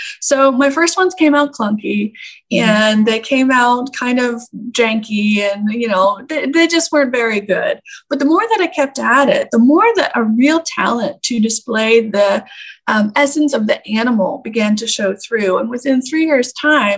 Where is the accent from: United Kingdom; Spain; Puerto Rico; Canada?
Canada; I grew up in Canada